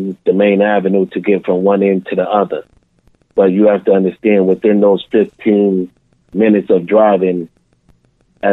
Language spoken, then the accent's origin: English; Boston, Massachusetts, United States; I was born and raised in Boston, Mass